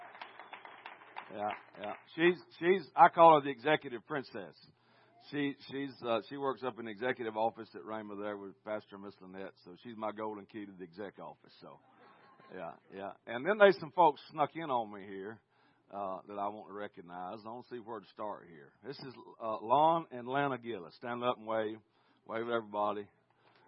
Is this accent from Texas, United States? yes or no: no; Willacoochee, Georgia, United States; I'm from Willacoochee, not Tulsa. Yeah, I'm downtown Coochie Town